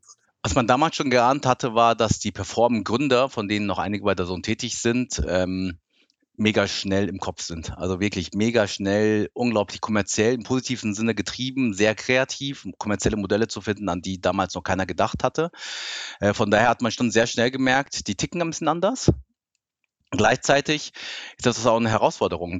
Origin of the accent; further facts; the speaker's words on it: suburb of Frankfurt, Hesse, Germany; German is a second language; also born or lived in Tokyo, Japan; als ich acht war, wollte mein Papa dann doch wieder zurück nach Deutschland und dann sind wir aus wirklich mitten Tokio, sind wir dann in den Vorort von Frankfurt gezogen, also richtig hessische Provinz und ja, und habe da dann Deutsch gelernt